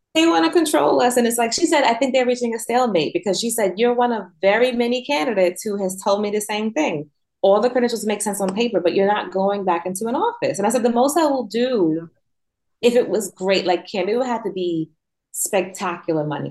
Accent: New York, United States; moved away; I'm from New York, born and raised

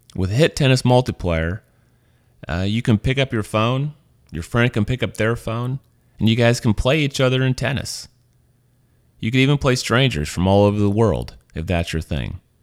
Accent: Missouri, United States; moved away as an adult; also born or lived in Louisiana; now in San Francisco, United States; I'm from Missouri. I was born there. I was raised there.

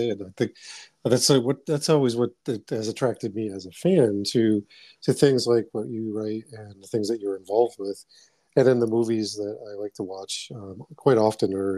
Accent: Boston, Massachusetts, United States; I was born in Dorchester, Massachusetts

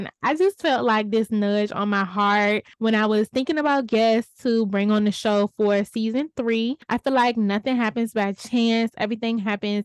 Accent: Richmond, Virginia, United States

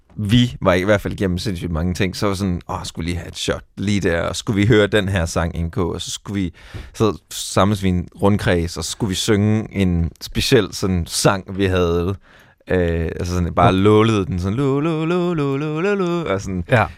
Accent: Skive, Central Denmark Region, Denmark; jeg er vokset op i Skive

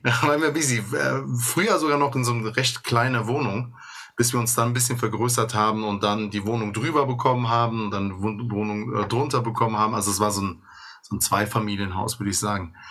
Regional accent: Bonn, North Rhine-Westphalia, Germany; ich komme aus Godesberg

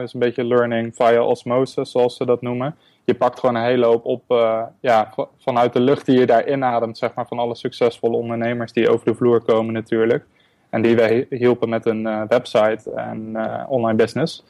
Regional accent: Netherlands; moved away as an adult; also born or lived in Berlin; ik heb Nederland echt voor een onbepaalde tijd achtergelaten

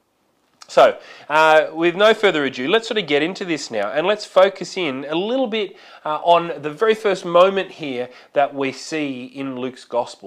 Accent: Australia; it is a part of being Australian, that Aussie larrikin sort of attitude

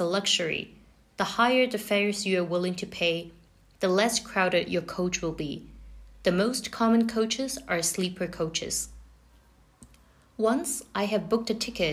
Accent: France; moved away; Growing up in France was a totally different experience.

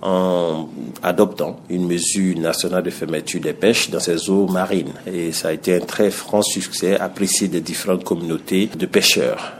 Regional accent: Côte d’Ivoire; en tant qu'ivoirien

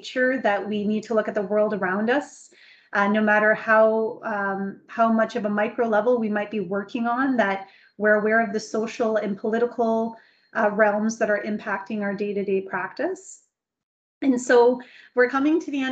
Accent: Canada; speaking as a Canadian

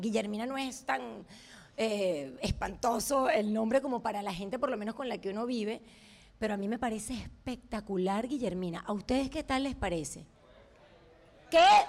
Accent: Venezuela; moved away as an adult; also born or lived in Montevideo, Uruguay; now in United States; yo nací en Montevideo y a los dos meses por la dictadura mis padres se van a Venezuela y, ahí, es así como me convierto en una venezolana que nació en Uruguay

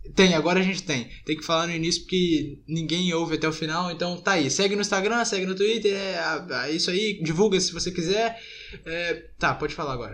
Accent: Brazil; eu sou brasileiro

